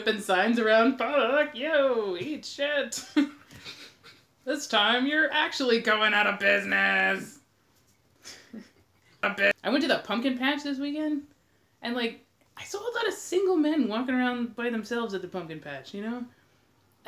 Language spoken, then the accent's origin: English; Alaska, United States; moved away as an adult; now in Portland, United States; I am originally from Alaska. I moved here a few years ago